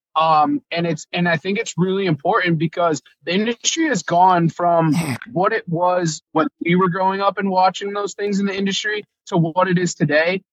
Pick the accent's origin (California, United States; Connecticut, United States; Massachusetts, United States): Connecticut, United States; I'm from Connecticut